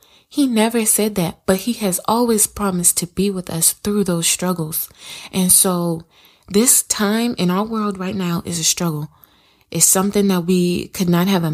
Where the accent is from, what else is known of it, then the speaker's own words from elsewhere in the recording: South Carolina, United States; I'm from South Carolina. The city that I live